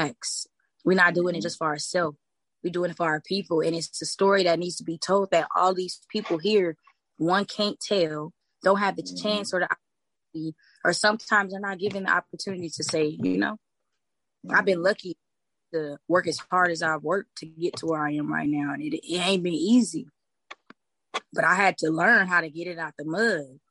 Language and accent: English; Los Angeles, California, United States; I grew up in the Crenshaw District